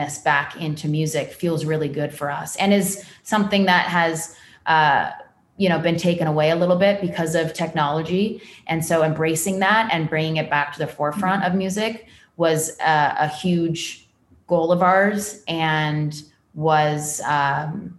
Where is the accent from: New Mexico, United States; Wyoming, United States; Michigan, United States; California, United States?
California, United States; born or raised there